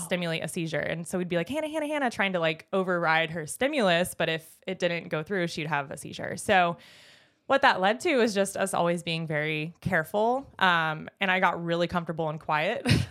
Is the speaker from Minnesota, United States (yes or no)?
no; Jupiter, Florida, United States; I grew up in Jupiter, Florida, heaven on earth